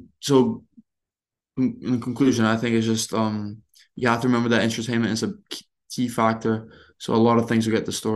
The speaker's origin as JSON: {"language": "English", "country": "Brazil", "tie": "born or raised there", "said": "I grew up watching punditry in Brazil"}